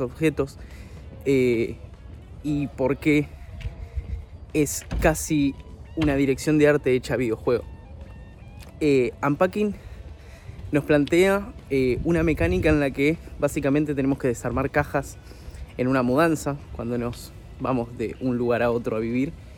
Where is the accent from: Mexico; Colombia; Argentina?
Argentina; also born or lived in Buenos Aires, Argentina; soy periodista de videojuegos acá en mi país